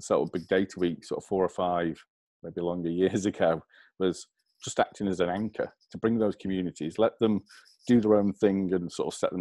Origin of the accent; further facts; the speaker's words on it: England, United Kingdom; accent: English; take my little English accent